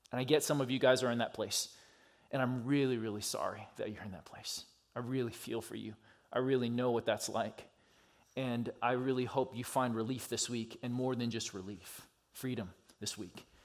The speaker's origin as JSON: {"language": "English", "region": "California", "country": "United States", "tie": "born or raised there", "also_born_or_lived": "Georgia", "lives_now": "Minneapolis, United States", "said": "I grew up in California and Georgia, and I just kind of rep which one ever"}